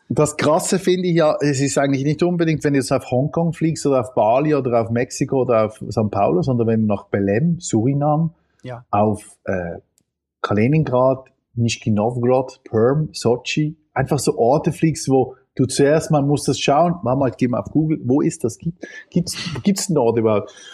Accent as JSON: {"language": "German", "country": "Switzerland", "said": "bei uns in der Schweiz"}